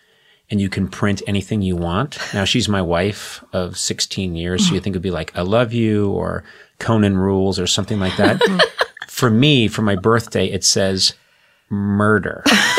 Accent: Boston, Massachusetts, United States; I was not really that aware growing up in the late 60s and 70s.

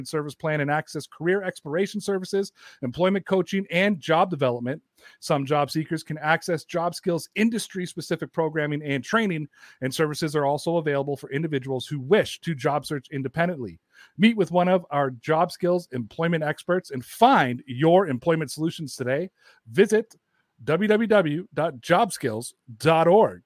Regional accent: Toronto, Ontario, Canada; I am Toronto's pride and joy

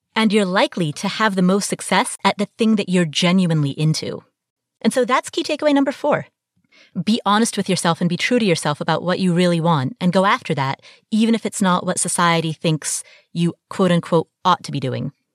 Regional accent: Kathmandu, Bagmati, Nepal; I was born in Kathmandu, Nepal, and I come from a family that has a long tradition of arranged marriage

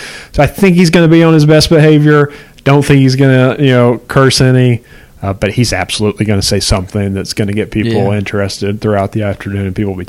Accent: Paintsville, Kentucky, United States; even though we're both from Paintsville, basically.

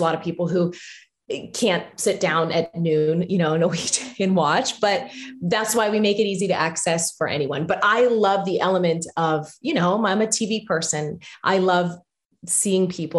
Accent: Pittsburgh, Pennsylvania, United States; moved away as an adult; now in Orlando, United States; I'm originally from Pittsburgh, Pennsylvania. I was born, raised, went to school there

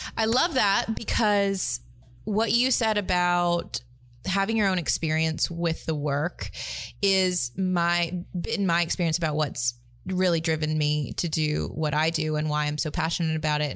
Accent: Tuscaloosa, Alabama, United States; I grew up in Tuscaloosa, Alabama, middle of the South

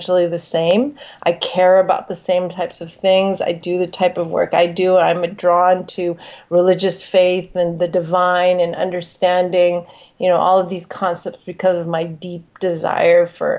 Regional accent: United States; I'm a Chinese American woman. I'm born and raised in the United States

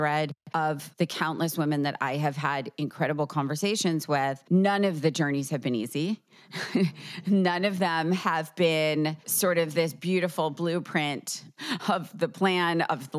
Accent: Short Hills, New Jersey, United States; now in Los Angeles, United States; I grew up in Short Hills in New Jersey. We used to call it Short Thrills. And, you know, everyone here in LA is like, what's that? I'm like, it's Brentwood in New Jersey is really what it is.

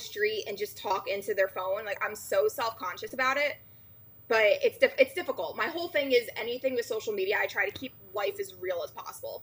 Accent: New Jersey, United States; I'm from New Jersey

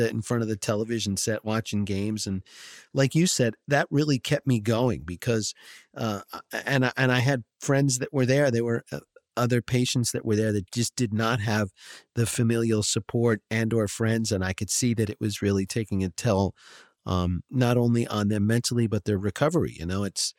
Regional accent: Short Hills, New Jersey, United States; I grew up in Short Hills

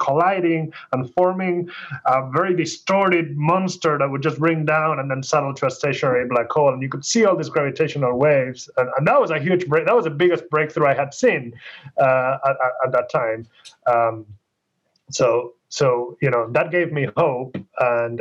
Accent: Argentina; moved away as an adult; now in United States; I grew up in Argentina. I went to school there. I started university there

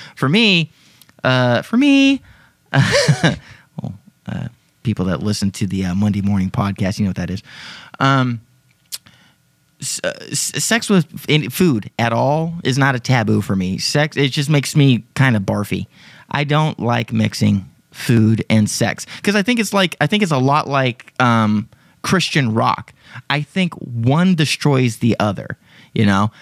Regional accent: Texas, United States; I'm from Texas

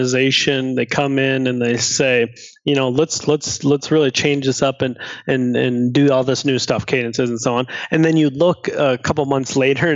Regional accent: Minnesota, United States; I grew up in Minnesota

